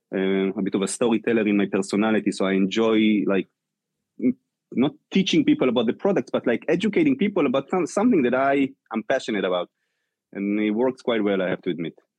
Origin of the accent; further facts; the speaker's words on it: Israel; moved away as an adult; now in New York, United States; I came from Israel